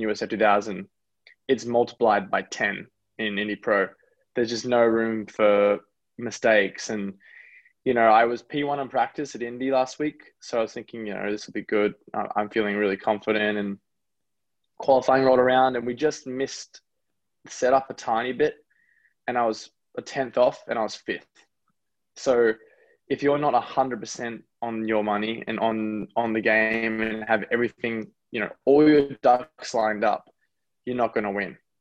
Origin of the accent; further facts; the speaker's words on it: Australia; moved away; also born or lived in United States / New Zealand; I'm really proud to have grown up in Australia, and I'm really proud to be born in America. But you know, I'm definitely a New Zealander